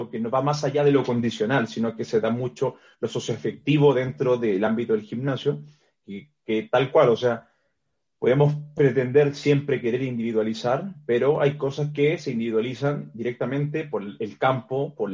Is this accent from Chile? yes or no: yes; Chile; also born or lived in Brazil; now in Mexico City, Mexico; Eh, vengo desde Chile, trabajé también un tiempo en Brasil.